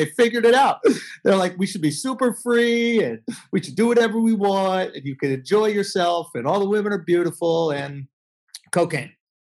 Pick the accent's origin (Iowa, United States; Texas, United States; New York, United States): New York, United States; Manhattan; New York. I grew up in Manhattan.